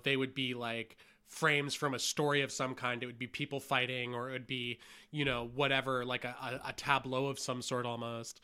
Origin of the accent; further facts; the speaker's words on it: Hamilton, Ontario, Canada; And I grew up in Hamilton with a dad who was like a forklift driver.